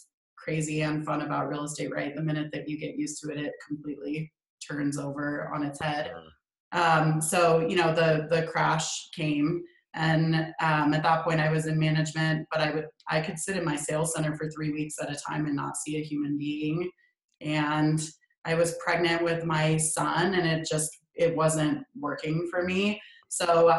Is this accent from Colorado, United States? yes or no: yes; Colorado, United States; also born or lived in California; When we moved to Colorado when I was really young from California